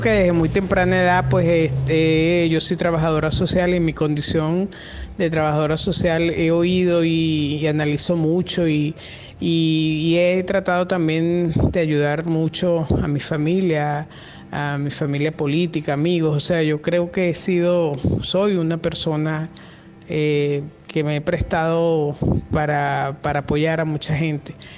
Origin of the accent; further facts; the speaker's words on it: Venezuela; yo soy venezolana, estoy acá en Venezuela.